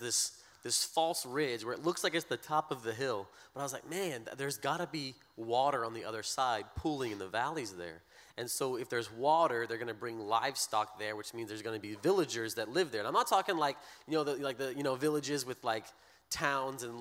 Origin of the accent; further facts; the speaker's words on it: Breaux Bridge, Louisiana, United States; moved away as an adult; now in Kenya; I'm from Lake Martin area